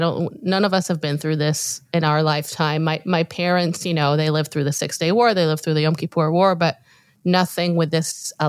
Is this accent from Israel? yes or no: yes; Israel; moved away; for us Israelis, like we grew up under a shadow of war.